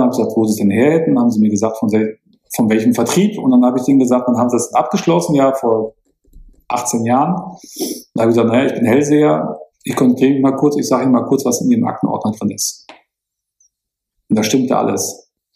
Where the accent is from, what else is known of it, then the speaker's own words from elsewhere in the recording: Münster, North Rhine-Westphalia, Germany; now in Munich, Germany; bei uns in Münster